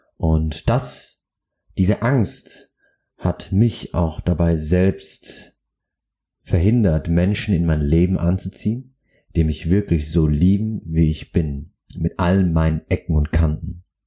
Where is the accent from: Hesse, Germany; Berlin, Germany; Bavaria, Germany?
Bavaria, Germany; Aschaffenburg; now in Hamburg, Germany; in meiner Heimat Aschaffenburg